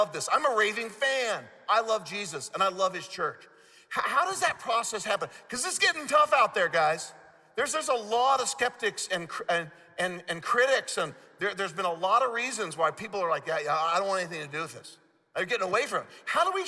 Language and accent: English; Midwest, United States; I'm a Midwesterner